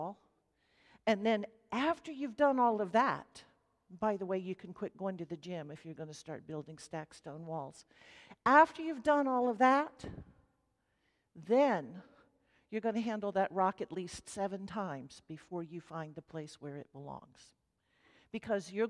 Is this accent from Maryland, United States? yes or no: yes; Maryland, United States; now in Middle Tennessee, United States; I grew up in Maryland, and the ground there grew rocks too